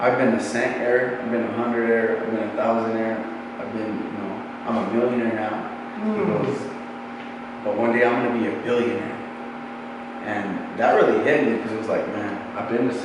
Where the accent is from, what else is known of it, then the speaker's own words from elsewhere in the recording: South Valley, New Mexico, United States; where I come from, in South Valley